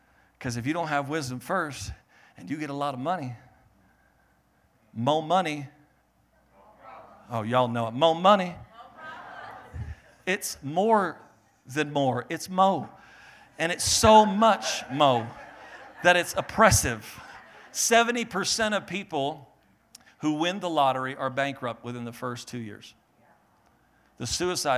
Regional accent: Maine, United States; I was born in Maine. We're from the East Coast

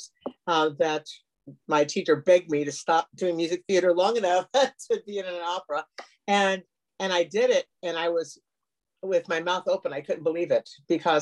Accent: Lincoln, Nebraska, United States; moved away as an adult; also born or lived in Costa Rica; now in Oregon, United States; I was born and raised in Lincoln, Nebraska

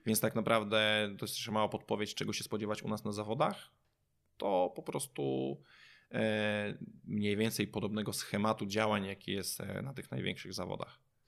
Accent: Kętrzyn, Warmian-Masurian Voivodeship, Poland; now in Olsztyn, Poland; jestem z Olsztyna, e, pochodzę z Kętrzyna

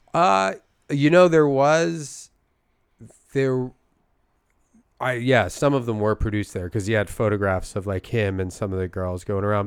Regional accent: Philadelphia, Pennsylvania, United States; accent: thick Philadelphia; my Philadelphia accent

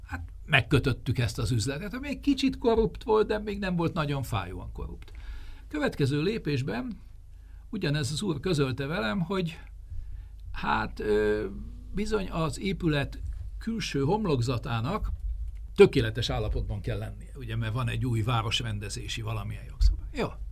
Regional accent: Hungary; mint magyar állampolgárnak

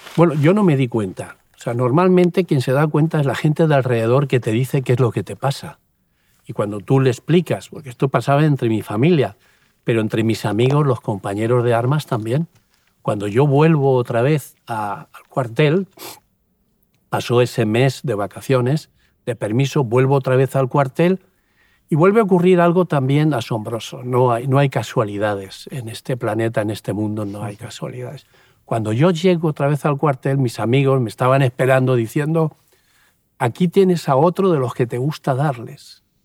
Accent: Puerto de Sagunto, Valencian Community, Spain; moved away as an adult; also born or lived in Seville; yo nací en un pueblecito ahí al lado de Sagunto, Puerto de Sagunto

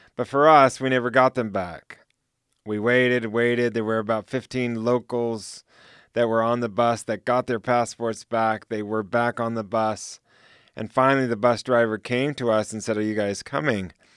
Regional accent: United States; moved away; also born or lived in Switzerland / Central Asia; I'm American Swiss. So I have two citizenships

